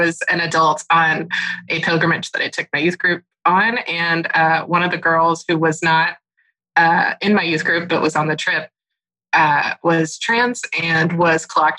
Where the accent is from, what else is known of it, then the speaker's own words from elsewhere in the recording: the South, United States; I was raised in the South